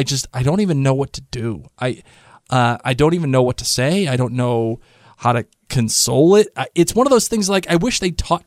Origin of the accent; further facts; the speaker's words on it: Rhode Island, United States; we're from Rhode Island